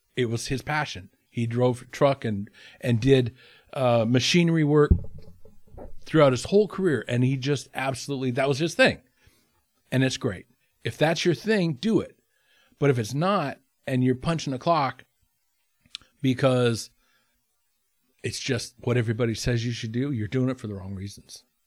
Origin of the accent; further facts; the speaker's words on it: Haines, Alaska, United States; in my hometown of Haynes